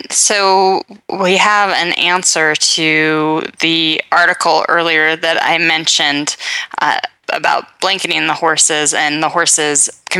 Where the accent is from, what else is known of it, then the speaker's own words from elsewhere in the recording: Puget Sound, Washington, United States; I grew up on the Puget Sound.